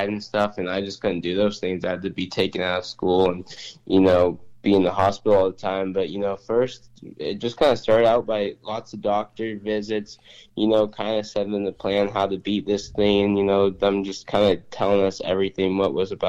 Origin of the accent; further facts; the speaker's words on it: Spokane, Washington, United States; I'm from Spokane, Washington, and I'm 20 years old